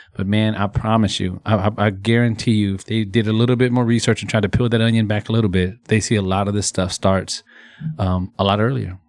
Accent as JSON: {"language": "English", "region": "Texas", "country": "United States", "tie": "born or raised there", "said": "being born and raised in Texas"}